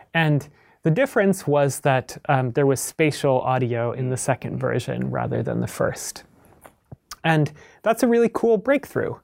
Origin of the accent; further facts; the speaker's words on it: Midwest, United States; I grew up in the Midwest.